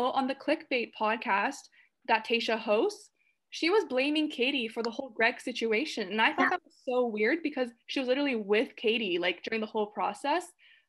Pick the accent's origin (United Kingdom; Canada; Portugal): Canada; we're from Canada